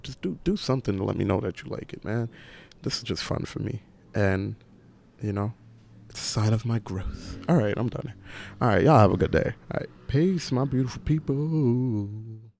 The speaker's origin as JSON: {"language": "English", "town": "New York City", "region": "New York", "country": "United States", "tie": "born or raised there", "said": "I was in Rosedale, that was such like a little small suburban Caribbean community that gave me so many values"}